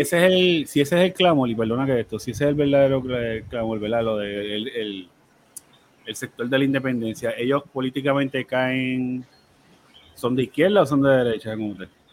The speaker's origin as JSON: {"language": "Spanish", "country": "Puerto Rico", "said": "como puertorriqueño"}